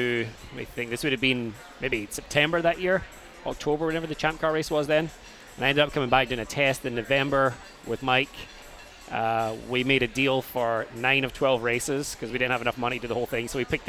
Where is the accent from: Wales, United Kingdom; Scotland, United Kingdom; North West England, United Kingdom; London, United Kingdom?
Scotland, United Kingdom; Airdrie; moved away as an adult; also born or lived in Glasgow; now in Orlando, United States; I grew up outside of Glasgow, a place called Airdrie.